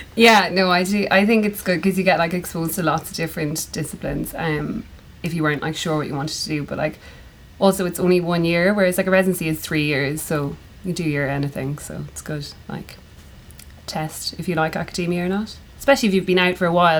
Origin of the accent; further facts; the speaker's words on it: Ireland; I'm from Ireland.